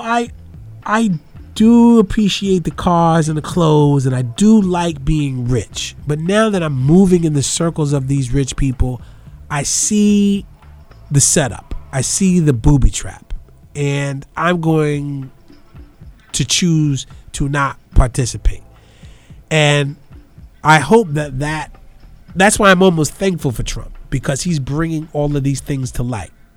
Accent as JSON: {"language": "English", "town": "New York City", "region": "New York", "country": "United States", "tie": "born or raised there", "lives_now": "Brooklyn, United States", "said": "in the Bronx where I grew up"}